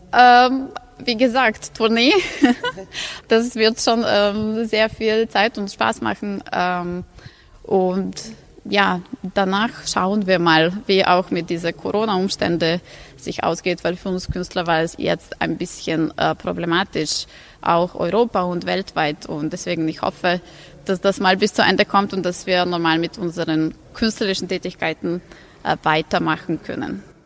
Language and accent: German; Novi Sad, Vojvodina, Serbia; in der europäischen Kulturhauptstadt in Novi Sad, die auch meine Heimatstadt ist